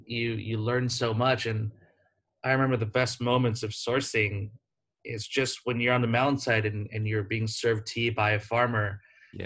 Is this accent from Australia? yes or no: no; United States; moved away as an adult; as an American